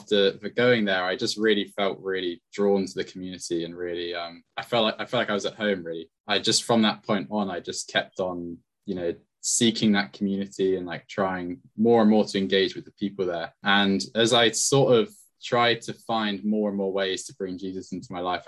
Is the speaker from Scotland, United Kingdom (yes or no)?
no; Bournemouth, South West England, United Kingdom; moved away as an adult; now in Exeter, United Kingdom; I'm originally from Bournemouth, which is where my family are as well.